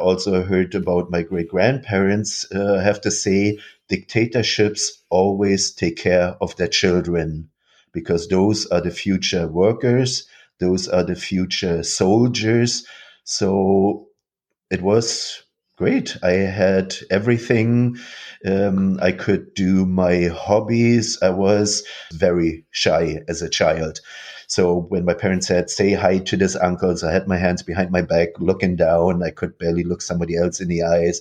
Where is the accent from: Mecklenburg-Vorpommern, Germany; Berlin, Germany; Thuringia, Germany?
Mecklenburg-Vorpommern, Germany; Rostock; moved away; also born or lived in Dresden; moved from Dresden to Rostock, so directly at the Baltic Sea. And this is where I grew up